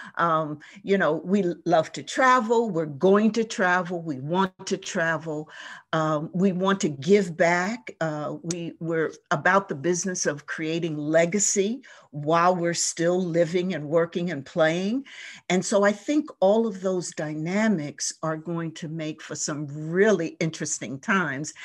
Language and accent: English; New Jersey, United States; moved away as an adult; also born or lived in Baltimore / Philadelphia; now in Detroit, United States; I grew up on the East Coast in a small coastal ch-, town in New Jersey, right on the shore.